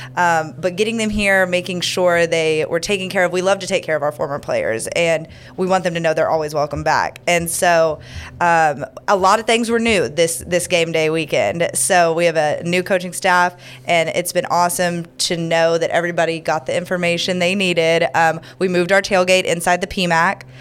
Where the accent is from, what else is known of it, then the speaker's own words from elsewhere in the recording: Houston, Texas, United States; also born or lived in Dallas, Texas / Omaha, Nebraska; now in Louisiana, United States; I'm originally from Houston, Texas.